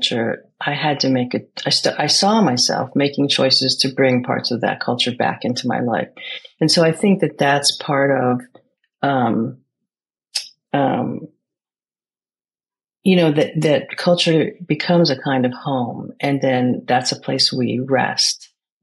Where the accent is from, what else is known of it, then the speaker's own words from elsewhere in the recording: United States; I grew up in America, inside a Greek community in an American culture.